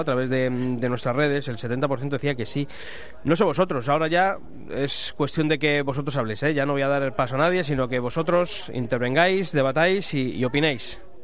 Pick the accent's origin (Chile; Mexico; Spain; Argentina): Spain; Ávila, Castile and León; mi tierra, Ávila